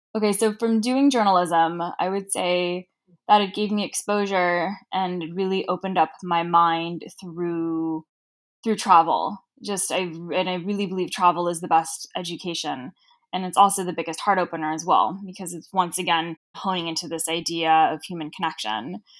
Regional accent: Los Angeles, California, United States; accent: Cher from Clueless (Valley girl); I grew up in Southern California

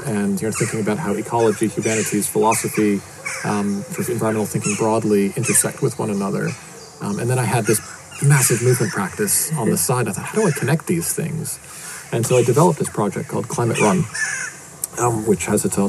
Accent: outside of Boston, Massachusetts, United States; moved away; I was born outside of Boston in Massachusetts in the States.

